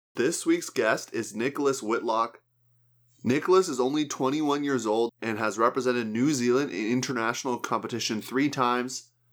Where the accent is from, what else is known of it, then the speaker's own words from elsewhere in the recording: Canada; my home country there of Canada